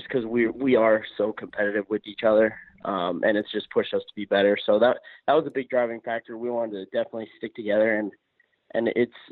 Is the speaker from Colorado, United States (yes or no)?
yes; Colorado, United States; from Colorado, born and raised. Love my hometown